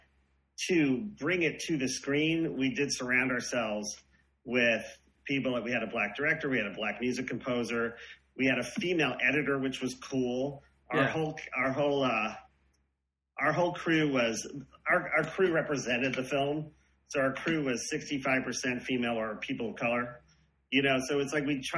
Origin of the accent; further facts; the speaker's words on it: Long Island, New York, United States; I grew up right in on Long Island, right outside of Queens